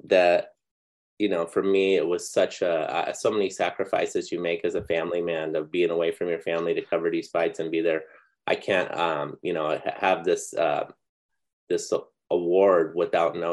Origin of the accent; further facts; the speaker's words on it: Phoenix, Arizona, United States; moved away; also born or lived in Orange County, California; grew up in Phoenix, basically in grade school, reading Norm Frontheim. Mm-hmm. And then I moved to Orange County